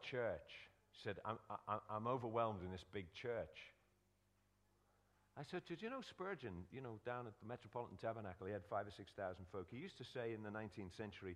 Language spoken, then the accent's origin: English; Liverpool, North West England, United Kingdom; where I was born in Liverpool